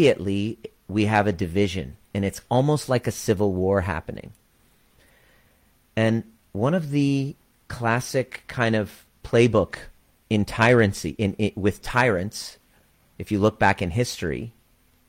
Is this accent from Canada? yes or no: yes; Canada; also born or lived in Iran; with my twin brother at the age of four, we came to Canada